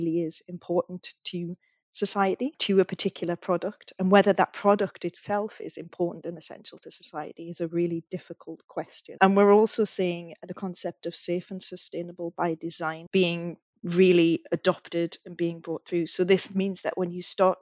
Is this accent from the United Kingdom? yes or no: yes; United Kingdom; I'm British, but I still would like to consider myself part of that region